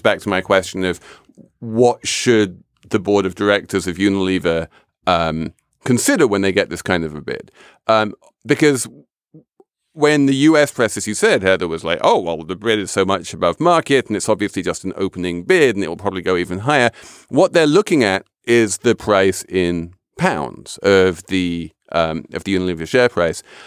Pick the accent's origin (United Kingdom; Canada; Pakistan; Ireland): United Kingdom; England; moved away as an adult; now in United States; I'm English. I know this system very well, and I was shocked when I moved to the U S